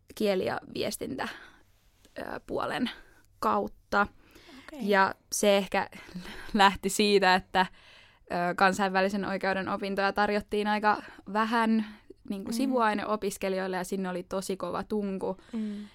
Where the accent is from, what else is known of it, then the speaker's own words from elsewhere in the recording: Helsinki, Uusimaa, Finland; moved away as an adult; now in Turku, Finland; Mä oon kotoisin Helsingistä